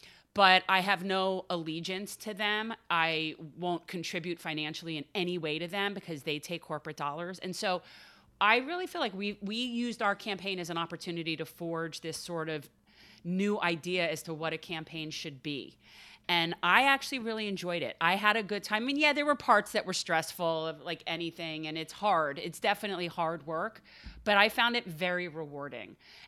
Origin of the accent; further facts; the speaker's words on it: North Miami, Florida, United States; I was born in North Miami, mm-hmm. so I'm from that area, you know, originally, and I have a lot of family in the south part of Miami, so I feel like a townie, but now I definitely prefer Broward.